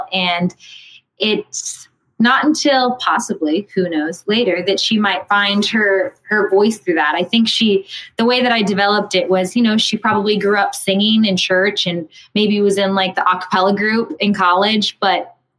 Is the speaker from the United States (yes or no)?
yes; the South, United States; I was extremely drawn to that because I'm from the South, and I just got done playing Jenna, also Southern.